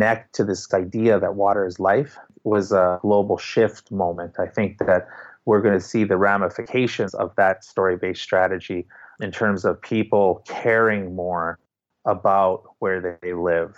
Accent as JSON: {"language": "English", "town": "Winnipeg", "region": "Manitoba", "country": "Canada", "tie": "born or raised there", "said": "the things that I went through at their ages growing up in Winnipeg"}